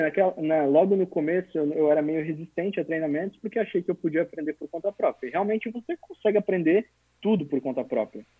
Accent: São Ludgero, Santa Catarina, Brazil; also born or lived in Blumenau / São Paulo; Eu sou, na verdade, natural do interior de Santa Catarina, do sul, numa cidadezinha chamada São Ludgero, de mais ou menos 10 mil habitantes. E a minha família veio para Blumenau em 1994

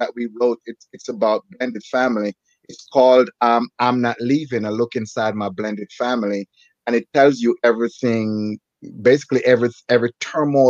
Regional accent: Jamaica; moved away; also born or lived in New Jersey; I'm from Jamaica.

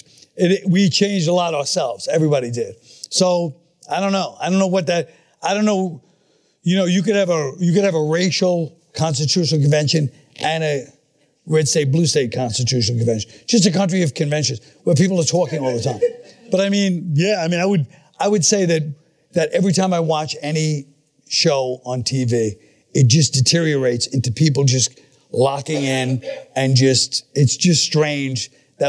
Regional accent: New York City, New York, United States; also born or lived in Manhattan, New York / Astoria, Queens; I grew up in Flatbush, then Park Slope, then Bensonhurst

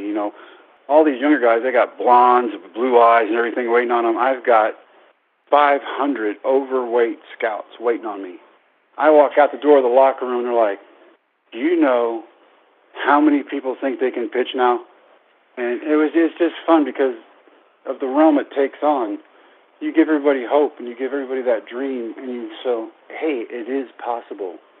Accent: Brownwood, Texas, United States; my hometown of Brownwood at Howard Payne University

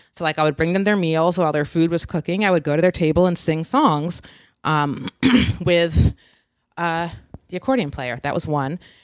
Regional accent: West Coast, United States; now in East Coast, United States; growing up on the West Coast

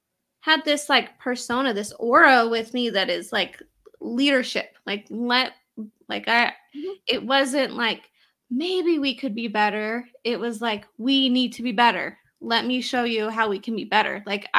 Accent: Utah, United States; And for anyone who's listening that doesn't know, I'm from Utah, little Utah over here.

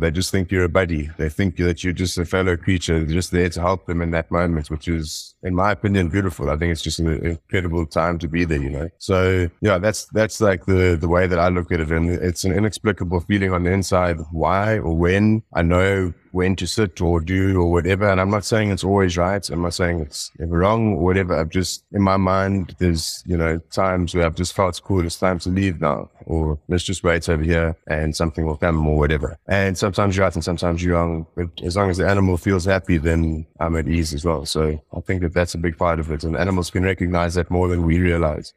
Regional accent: Johannesburg, Gauteng, South Africa; I was born in Johannesburg in South Africa, um, and I grew up and went to school, um, sort of like in suburbs near Johannesburg

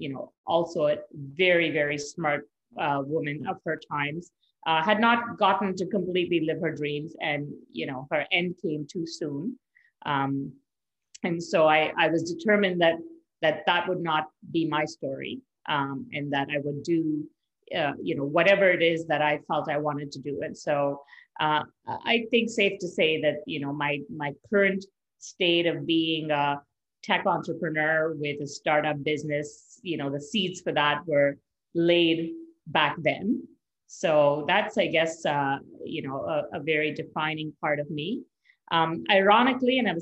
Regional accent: Mumbai, Maharashtra, India; moved away as an adult; now in Canada; I grew up in India. I was actually born in Canada. But my family then moved back when I was 8 months old. So I spent sort of the majority of my growing years from 8 months to the age of 21 in India

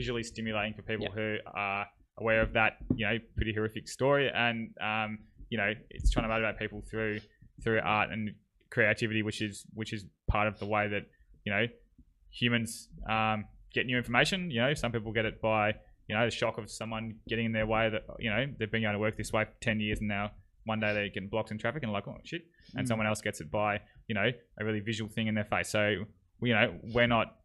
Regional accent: Yarra Valley, Victoria, Australia; now in Brisbane, Australia; I'm from Victoria in the Yarra Valley

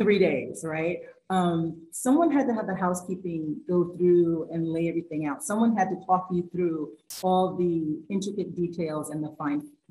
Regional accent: New York City, New York, United States; accent: New York; I'm still a New Yorker. I'm not sure if that was a great New York accent right there.

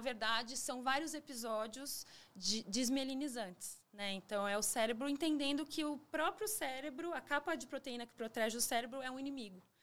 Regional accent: São Paulo, Brazil; tenho 42 anos, nasci em São Paulo

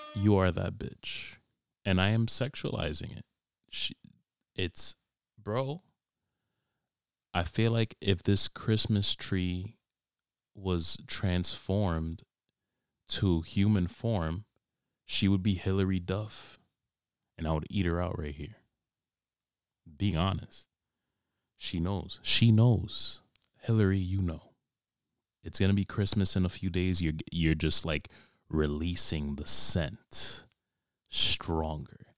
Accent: New York, United States; I was born and raised in New York

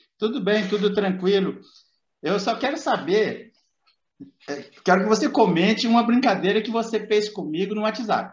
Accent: Minas Gerais, Brazil; accent: mineirices; Eu sou mineiro

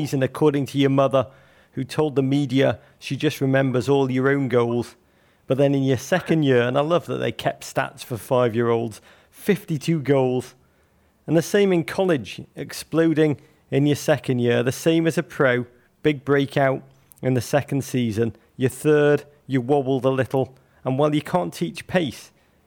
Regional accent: Liverpool, North West England, United Kingdom; moved away; I'm from Liverpool also

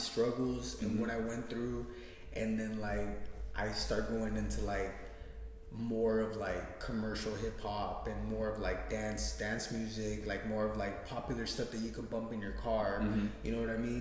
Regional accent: West Coast, United States; I'm from the West Coast

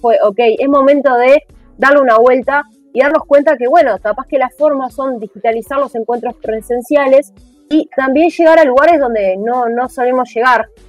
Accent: Montevideo, Uruguay; Yo soy de La Teja, hermoso barrio de La Teja, entonces teníamos la biblioteca del centro comunal

